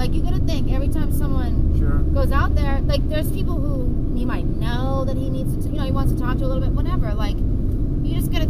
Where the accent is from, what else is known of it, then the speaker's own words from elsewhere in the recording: New England, United States; I grew up in New England, so everything is like history